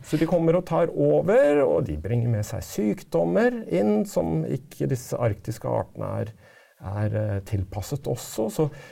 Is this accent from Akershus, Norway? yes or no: no; Oslo, Norway; jeg vokste opp i Oslo